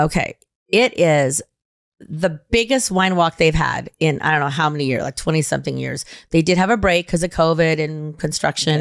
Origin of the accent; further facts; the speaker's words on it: Reno, Nevada, United States; my hometown